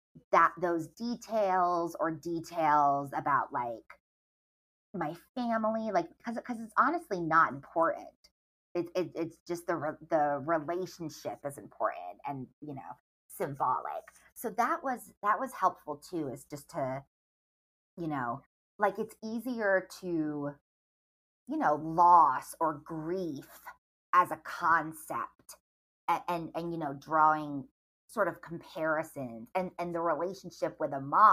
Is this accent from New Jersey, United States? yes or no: no; Rhode Island, United States; I grew up in Rhode Island